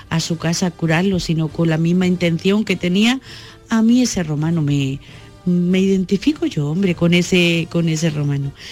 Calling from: Bailén, Andalusia, Spain; de Bailén.

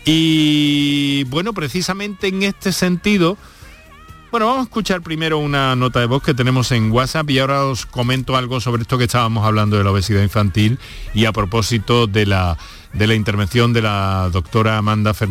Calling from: Málaga, Andalusia, Spain; Buenas tardes … de Málaga.

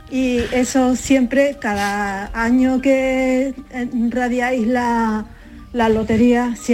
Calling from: Seville, Andalusia, Spain; Soy … de Sevilla.

